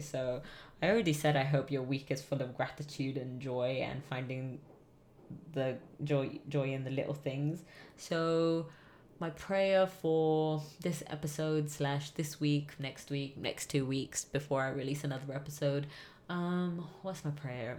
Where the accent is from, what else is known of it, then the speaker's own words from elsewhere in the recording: England, United Kingdom; growing up in England